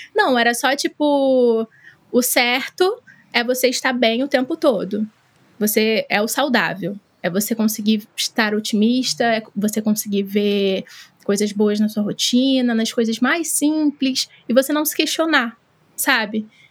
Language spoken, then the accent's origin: Portuguese; Baixada Fluminense, Rio de Janeiro, Brazil; eu sou da Baixada Fluminense, aqui no Rio de Janeiro